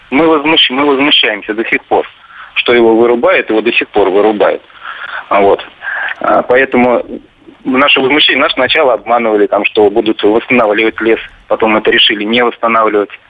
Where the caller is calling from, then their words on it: Monino, Moscow Oblast, Russia; Я из Монина.